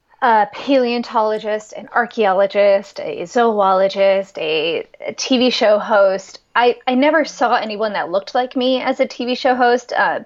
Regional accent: Pierre, South Dakota, United States; And that was just this fascinating place. I love the prairie land, and I grew up right on the Missouri River from about sixth grade until I went to college at South Dakota State University.

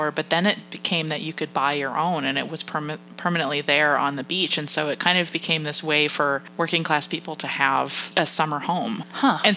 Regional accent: Massachusetts, United States; born or raised there

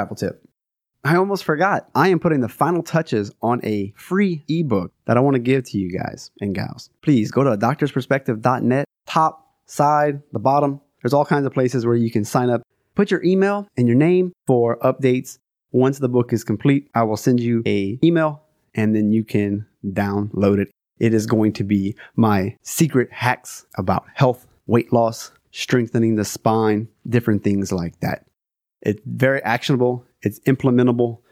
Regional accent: South Louisiana, United States; moved away; also born or lived in Denver; I'm from South Louisiana, aka Cajun Country. I am a Cajun

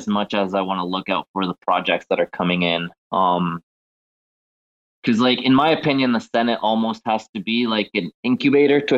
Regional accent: Mexico; I'm actually from Mexico

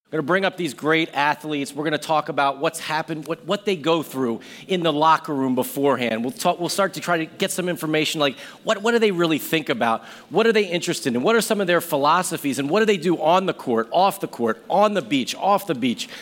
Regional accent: Philadelphia, Pennsylvania, United States; Philadelphia 76ers, which is my hometown team

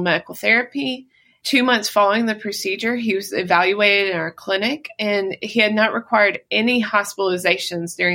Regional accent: Mississippi, United States; I was born and raised in Mississippi

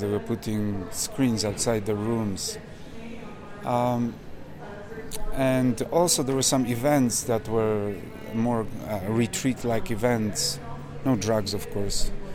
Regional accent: Manitoba, Canada; I'm from Manitoba

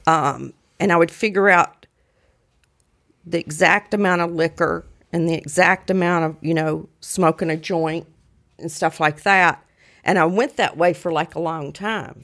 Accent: Mississippi, United States; moved away as an adult; I'm from Mississippi, but I've been up here almost forty years

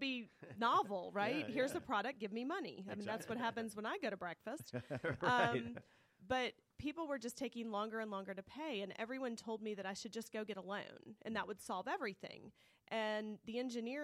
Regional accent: Clarkston, Georgia, United States; growing up in Clarkston, Georgia, our vacation was loading the station wagon

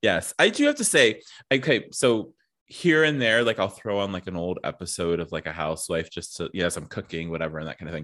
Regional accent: East Coast, United States; I grew up, like, you know, w, East Coast

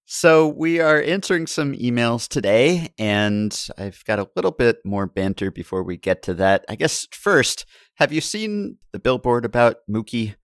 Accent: New York, United States; I grew up in New York

